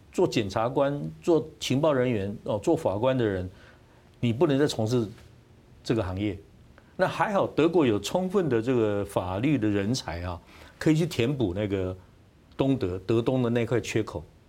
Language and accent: Chinese; Taiwan; 我台湾，我一直在做台韩的比较哈